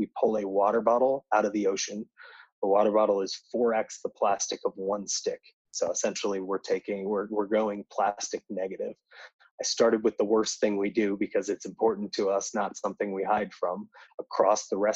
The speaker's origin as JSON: {"language": "English", "region": "Indiana", "country": "United States", "said": "I'm from Indiana, so right in the Midwest"}